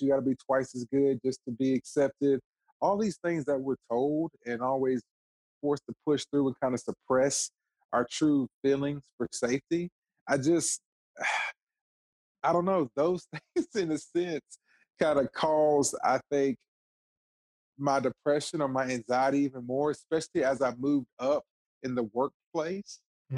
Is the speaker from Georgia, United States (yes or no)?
yes; Watkinsville, Georgia, United States; now in Michigan, United States; I'm African American male, born in Watkinsville, Georgia. That's a small country town outside of Athens, Georgia